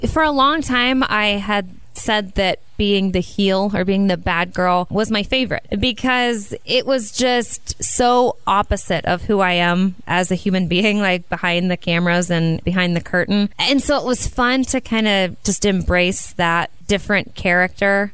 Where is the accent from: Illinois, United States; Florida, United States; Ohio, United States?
Ohio, United States; small town northeast of Columbus; I grew up in a really small town about an hour and a half northeast of Columbus